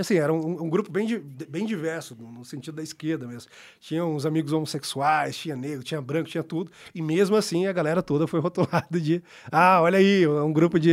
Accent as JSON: {"language": "Portuguese", "country": "Brazil", "said": "sou brasileiro"}